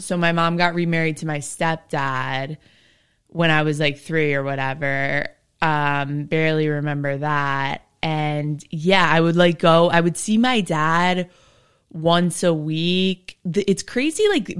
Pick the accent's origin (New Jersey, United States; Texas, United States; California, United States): New Jersey, United States; Summit; I went to Summit High School.